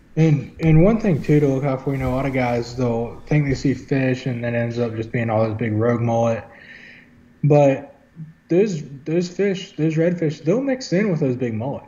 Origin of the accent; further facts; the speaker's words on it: Wilmington, North Carolina, United States; I'm from Wilmington. Um, I mean, I grew up here. I was born here